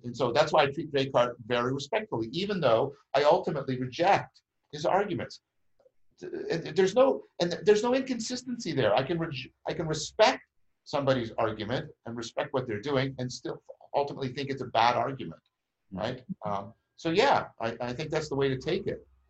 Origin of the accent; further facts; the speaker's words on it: Canada; I'm a Canadian and I'm at the same university that he is